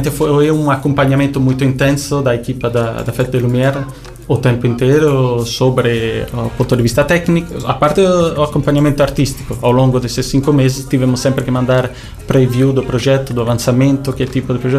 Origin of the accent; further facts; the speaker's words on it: Italy; Mesmo eu sendo italiano, eu manifesto aqui orgulho português.